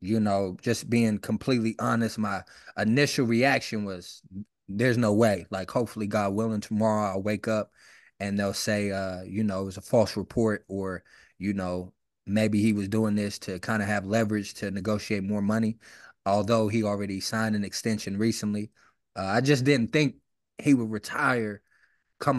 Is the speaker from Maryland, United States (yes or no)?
no; West Virginia, United States; I'm from West Virginia